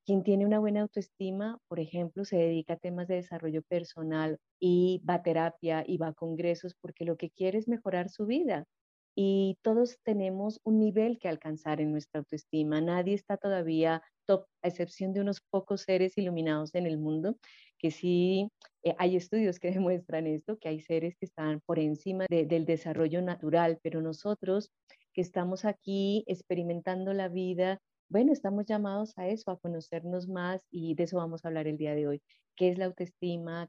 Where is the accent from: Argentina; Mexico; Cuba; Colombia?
Colombia